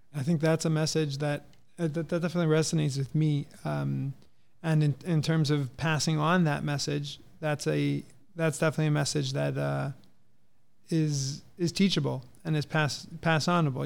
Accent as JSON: {"language": "English", "town": "San Diego", "region": "California", "country": "United States", "tie": "born or raised there", "said": "we're from California. I grew up in San Diego"}